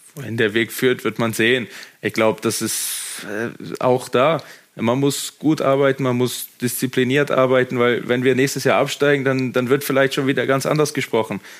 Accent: Germany; now in Austria; ich bin, ich bin Deutscher

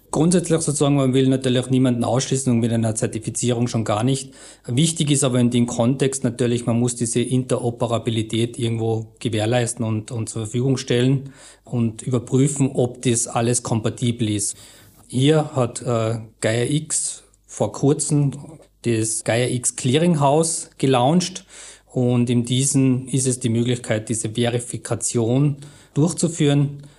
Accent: Austria; wir als Österreicher

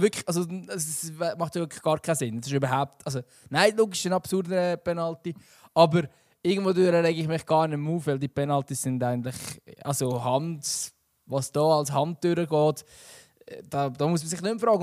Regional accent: Switzerland; wir Schweizer

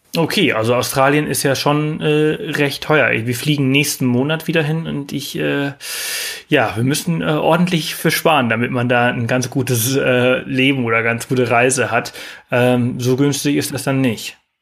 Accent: Mallorca, Balearic Islands, Spain; moved away; früher auf Mallorca, äh, wo ich aufgewachsen bin

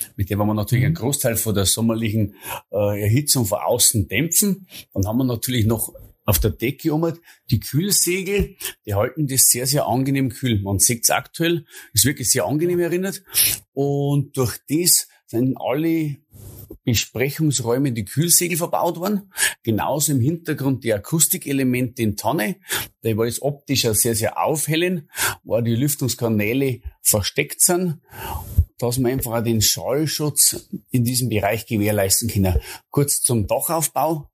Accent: Bavarian Forest, Germany; bei uns im Bayerischen Wald

